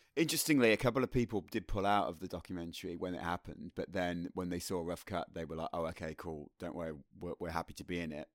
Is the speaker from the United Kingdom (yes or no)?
yes; Birmingham, West Midlands, United Kingdom; the people that I grew up with in Birmingham